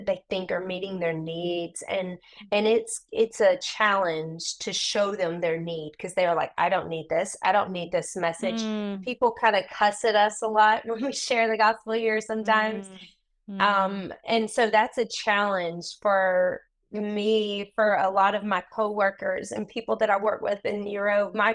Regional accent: the South, United States; moved away as an adult; also born or lived in India; now in England; I grew up in the South

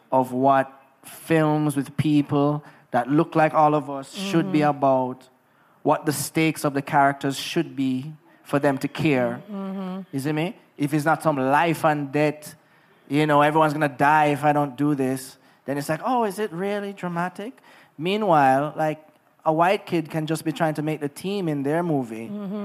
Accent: Negril, Jamaica; Growing up in Negril was amazing

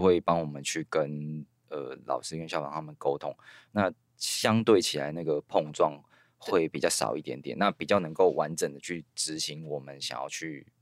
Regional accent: Kinmen County, Taiwan; moved away as an adult; also born or lived in Kaohsiung; now in Taipei, Taiwan; 我在金门长大的时候

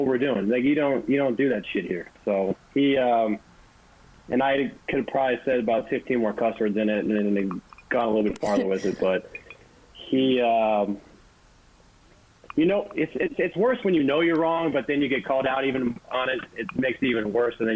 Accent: St. Louis, Missouri, United States; moved away as an adult; now in New York, United States; I was a Cardinals fan growing up, and, you know, I'm from St. Louis

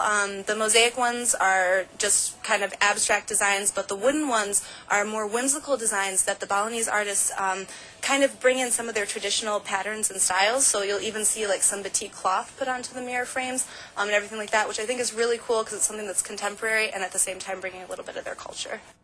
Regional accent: Ann Arbor, Michigan, United States; moved away; my hometown in Ann Arbor

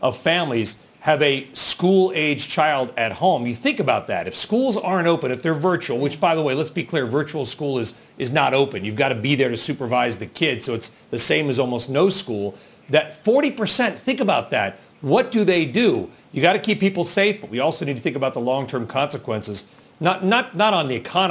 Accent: Southern California, United States; I grew up in Southern California

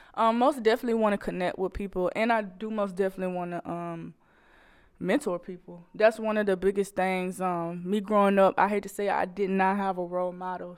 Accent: Macon, Georgia, United States; moved away as an adult; now in Fayetteville, United States; I'm coming from Macon, Georgia.

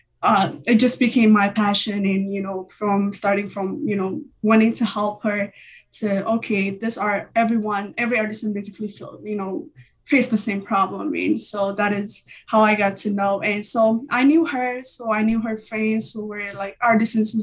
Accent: Ethiopia; moved away as an adult; I'm originally from Ethiopia. I came here about 4 years.

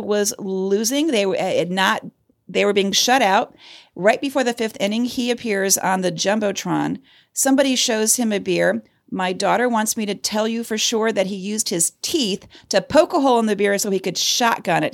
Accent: Cleveland, Ohio, United States; my hometown of Cleveland, Ohio

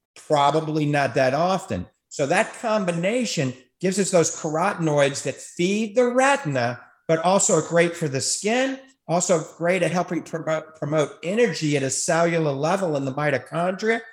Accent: New Orleans, Louisiana, United States; now in Tampa Bay, United States; I grew up in New Orleans

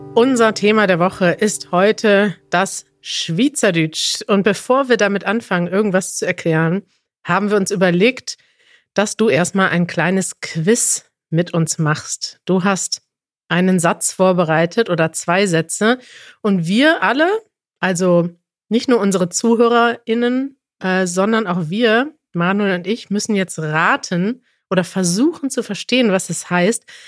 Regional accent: Germany; Wir kommen selber aus Deutschland

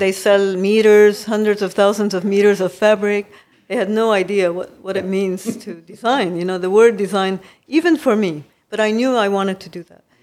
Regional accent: Kobe, Hyogo, Japan; moved away as an adult; also born or lived in Beirut, Lebanon / United States; now in Lebanon; I grew up in Japan because my family has been, uh, went in nineteen seventeen.

